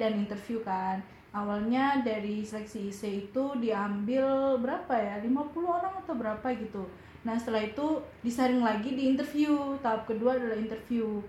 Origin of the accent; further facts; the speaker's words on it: Malang, East Java, Indonesia; aku dari Malang